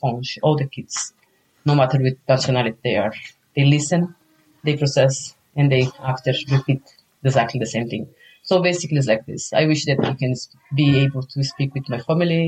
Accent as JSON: {"language": "English", "country": "Brazil", "first_language": "Portuguese", "second_language": "English", "moved": "yes", "lives_now": "Ireland", "said": "I'm a Brazilian, so my mother tongue is Portuguese"}